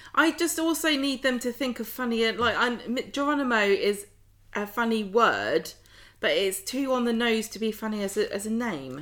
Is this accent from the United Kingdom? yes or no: yes; United Kingdom; accent: southern; my unfortunate southern accent